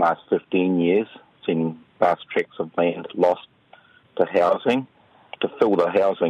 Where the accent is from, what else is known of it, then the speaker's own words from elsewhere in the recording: Pukekohe, Auckland, New Zealand; I'm born and raised in Pukekohe, and over the 50 years I've been here, I've witnessed the urban creep